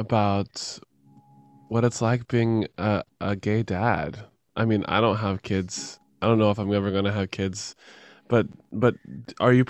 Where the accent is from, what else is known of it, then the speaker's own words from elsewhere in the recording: the Bible Belt, the South, United States; I grew up in the Bible Belt